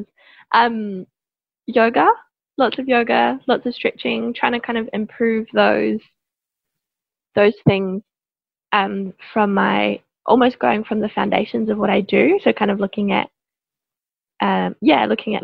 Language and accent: English; New Zealand; moved away as an adult; now in Melbourne, Australia; I am from New Zealand. Been in Melbourne for coming up 3 years now.